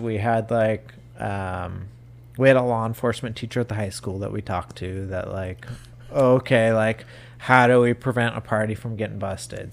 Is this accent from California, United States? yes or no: yes; Southern California, United States; moved away as an adult; also born or lived in Wyoming; I grew up down in Southern California